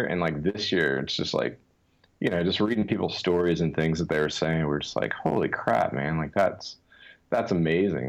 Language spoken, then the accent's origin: English; Louisiana, United States; I'm from Louisiana, born and raised